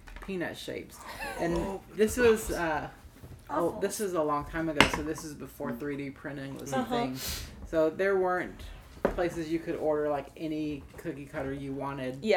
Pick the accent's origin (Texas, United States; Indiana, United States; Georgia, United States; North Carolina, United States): North Carolina, United States; Asheville; also born or lived in Chicago; now in Nashville, United States; I'm actually from Asheville, North Carolina